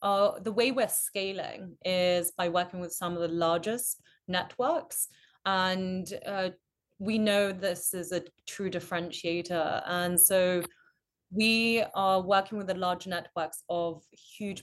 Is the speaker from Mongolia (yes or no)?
yes; Mongolia; moved away; also born or lived in United Kingdom; I'm British, originally from Mongolia